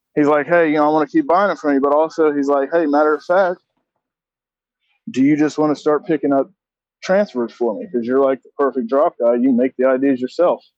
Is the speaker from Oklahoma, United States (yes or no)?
no; Augusta, Georgia, United States; I grew up in Augusta, Georgia